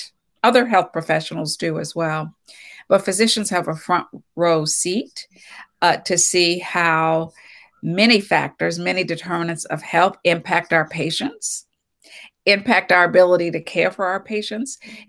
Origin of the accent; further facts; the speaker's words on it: Bluefield, West Virginia, United States; Well, I am originally from West Virginia, a small town in West Virginia, Bluefield, West Virginia.